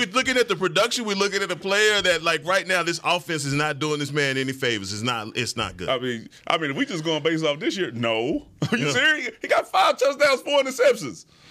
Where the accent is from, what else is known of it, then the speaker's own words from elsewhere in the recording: Houston, Texas, United States; I'm from Houston